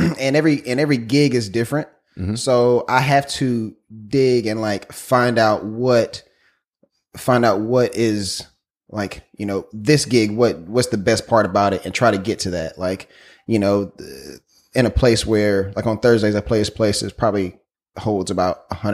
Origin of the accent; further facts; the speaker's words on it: South Carolina, United States; I am from South Carolina